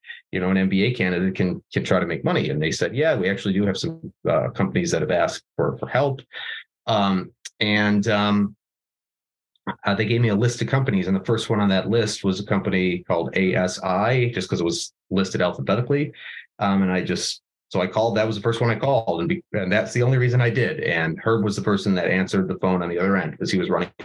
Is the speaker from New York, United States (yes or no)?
yes; Buffalo, New York, United States; I was born in Buffalo, New York, which is we're probably best known for snow and chicken wings